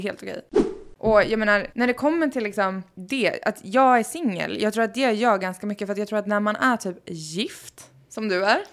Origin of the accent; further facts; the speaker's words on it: Sweden; moved away as an adult; now in Los Angeles, United States; Jag var hemma i Sverige för första gången på fyra år